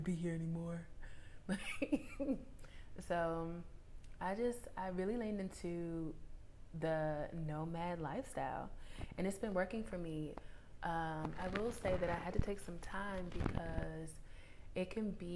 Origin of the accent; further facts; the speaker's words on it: Washington, District of Columbia, United States; moved away; I spent about a month and a half in my hometown of Washington, D.C., or in the vicinity of it anyway